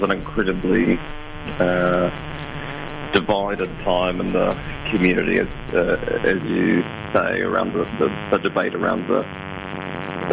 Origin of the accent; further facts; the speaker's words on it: Invercargill, Southland, New Zealand; moved away as an adult; also born or lived in Dunedin; we're both born and raised in Invercargill, and then fled to the giddy heights of the University of Otago